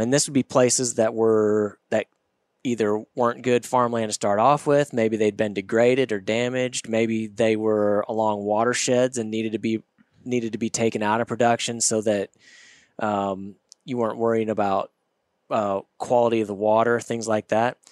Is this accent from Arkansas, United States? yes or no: yes; Northwest Arkansas, United States; I grew up in Northwest Arkansas.